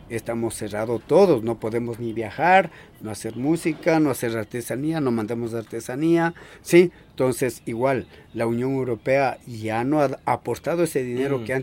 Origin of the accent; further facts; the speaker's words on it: Paris, Île-de-France, France; Spanish is a second language; Yo vengo desde Francia. Yo soy de Francia mi casa queda en París.